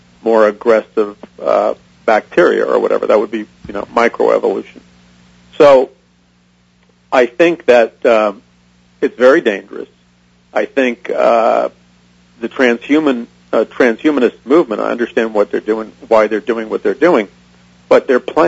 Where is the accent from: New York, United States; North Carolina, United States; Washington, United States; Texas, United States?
New York, United States; New York City; I was raised an atheist in New York City